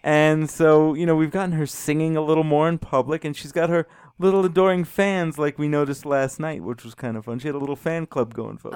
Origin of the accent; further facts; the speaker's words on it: New York City, New York, United States; now in Colorado, United States; I grew up in New York City, about six miles away from the beach